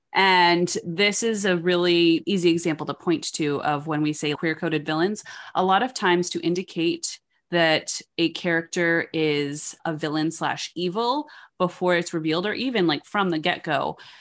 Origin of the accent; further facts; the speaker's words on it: New York, United States; I was raised in New York.